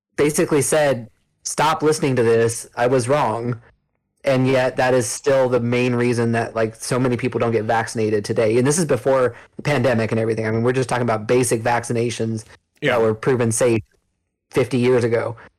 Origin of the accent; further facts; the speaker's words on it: California, United States; I grew up in California